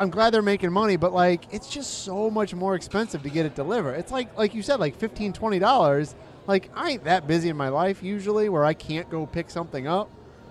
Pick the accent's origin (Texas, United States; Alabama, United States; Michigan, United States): Michigan, United States; now in Orlando, United States; I'm from Michigan.